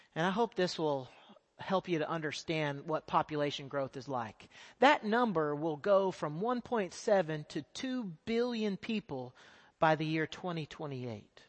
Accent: Texas, United States; moved away as an adult; now in South Asia; I am a Texas boy. I grew up in Texas

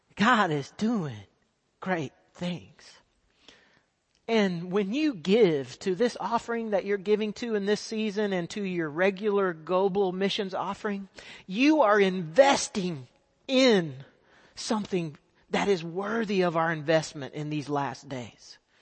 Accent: Texas, United States; moved away as an adult; now in South Asia; I am a Texas boy. I grew up in Texas

